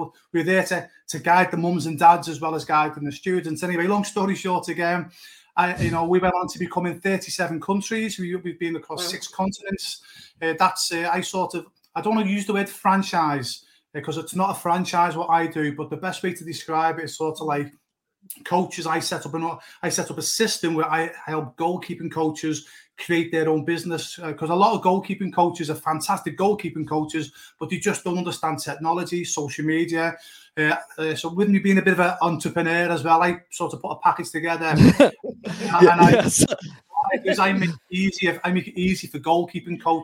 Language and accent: English; Liverpool, North West England, United Kingdom; moved away; I'm originally from Liverpool, England